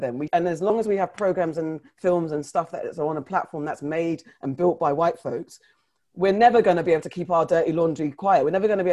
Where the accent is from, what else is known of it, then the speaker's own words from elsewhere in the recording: Ghana; as a Ghanaian